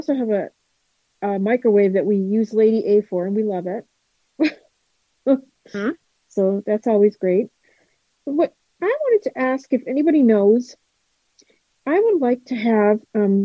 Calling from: Kentucky, United States; I'm in Kentucky.

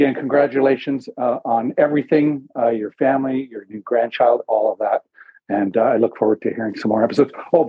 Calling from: Kitchener, Ontario, Canada; I just wanted to let you know I'm calling from Robert J. Sawyer Country almost. I'm in Kitchener, area code 519.

